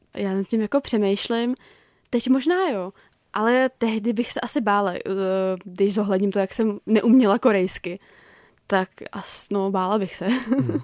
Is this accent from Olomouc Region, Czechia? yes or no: no; Prague, Czechia; já jsem jako z Prahy